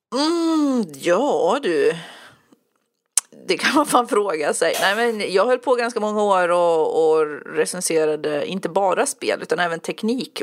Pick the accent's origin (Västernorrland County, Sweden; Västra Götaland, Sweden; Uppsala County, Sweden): Uppsala County, Sweden; Enköping; also born or lived in Västmanland / Södermanland; now in Eskilstuna, Sweden; Jag mm. föddes i Uppland och utanför Enköping och sen har jag bott i Västmanland en massa år och nu mm. bor jag i Södermanland